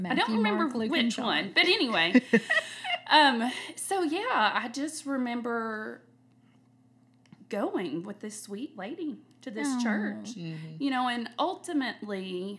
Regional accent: Paducah, Kentucky, United States; Live in Paducah, Kentucky.

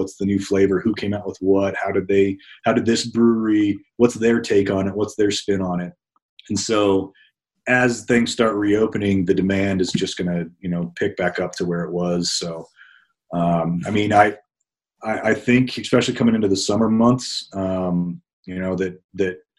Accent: Northern Colorado, United States; I grew up in Northern Colorado

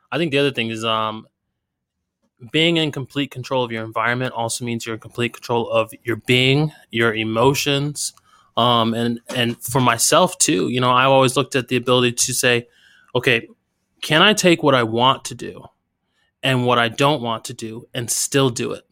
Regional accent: United States; where I grew up in America.

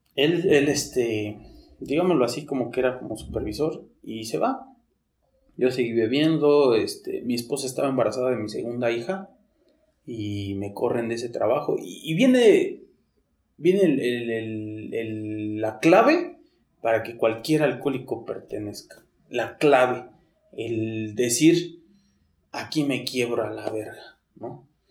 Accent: Mexico City, Mexico; Yo soy de aquí, de, de, por la Merced. Toda mi vida nací, crecí ahí por la Meche, Tepito, Corro Mayor, todo eso por ahí soy

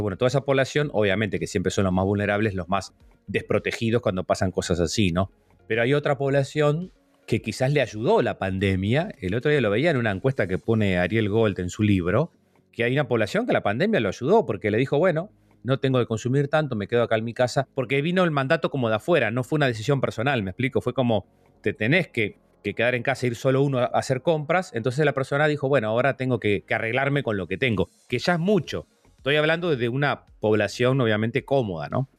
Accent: Lascano, Rocha, Uruguay; yo me crié en Las Cano

